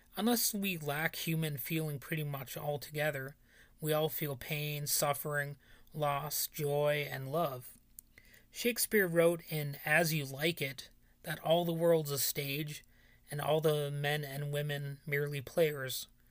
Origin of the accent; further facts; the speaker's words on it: United States; even though I live sixteen miles away from there, my hometown borders on being a ghost town